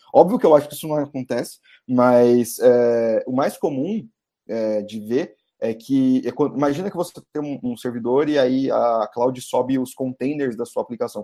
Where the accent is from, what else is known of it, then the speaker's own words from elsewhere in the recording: ABC region, São Paulo, Brazil; eu sou do ABC, né, eu não sou de São Paulo, eu sou dos arredores de São Paulo